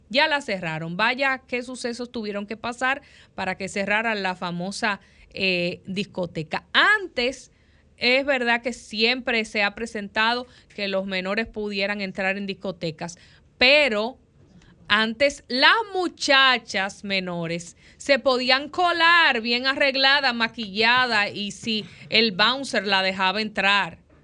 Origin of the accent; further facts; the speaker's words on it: Dominican Republic; somos como dominicanos y como dominicanas